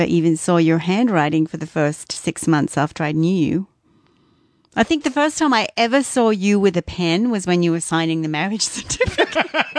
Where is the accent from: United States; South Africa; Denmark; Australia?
Australia; moved away; when I moved away from Australia.